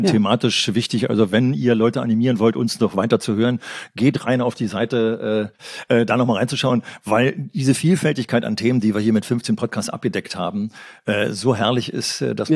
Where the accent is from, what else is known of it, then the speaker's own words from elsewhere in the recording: Berlin, Germany; ich komme aus Berlin, aus einer Stadt